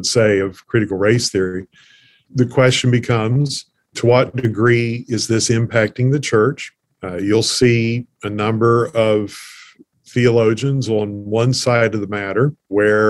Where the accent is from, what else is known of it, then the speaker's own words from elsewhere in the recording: Appalachia, United States; being an Appalachian